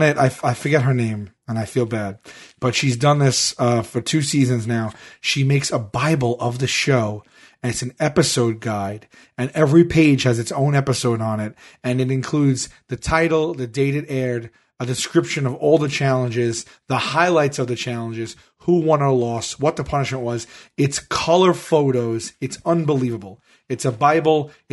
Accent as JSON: {"language": "English", "region": "New York", "country": "United States", "said": "I'm from New York"}